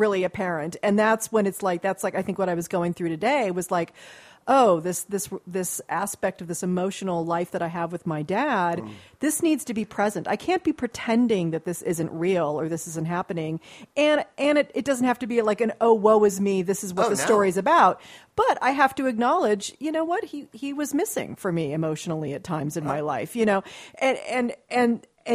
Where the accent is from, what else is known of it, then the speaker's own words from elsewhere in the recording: Beverly Hills, California, United States; I grew up in Beverly Hills